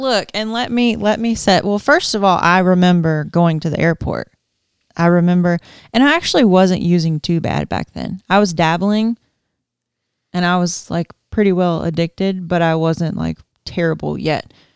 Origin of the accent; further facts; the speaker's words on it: Georgia, United States; moved away; growing up in Georgia, like, we have tornadoes